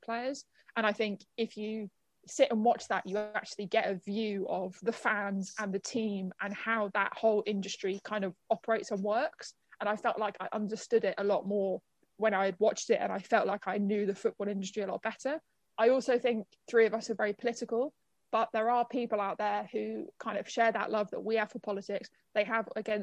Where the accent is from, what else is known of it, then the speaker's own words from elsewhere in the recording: London, United Kingdom; as a Londoner